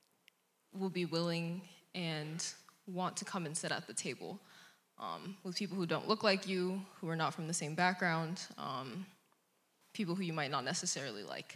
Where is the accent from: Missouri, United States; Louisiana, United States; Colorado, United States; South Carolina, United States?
Colorado, United States; Aurora; moved away as an adult; now in Fort Collins, United States; I am from Aurora, Colorado, originally.